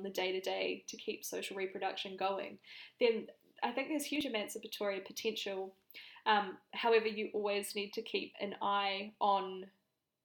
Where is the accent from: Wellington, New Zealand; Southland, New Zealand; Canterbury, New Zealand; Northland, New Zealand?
Canterbury, New Zealand; accent: New Zealand; moved away as an adult; now in Sydney, Australia; I'm from Canterbury in New Zealand and I was there for the earthquakes